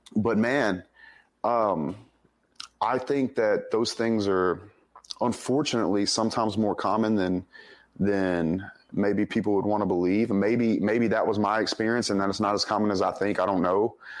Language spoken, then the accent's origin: English; Denham Springs, Louisiana, United States; also born or lived in Monroe, Louisiana; I was born up in Monroe, but I grew up in a little town called Denham Springs, Louisiana, uh, just outside of Baton Rouge